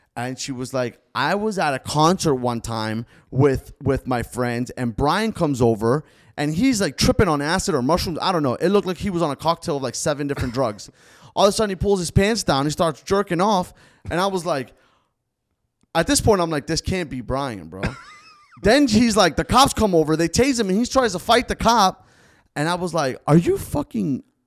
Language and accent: English; Davie, Florida, United States; first language Spanish; English is a second language; growing up in Davie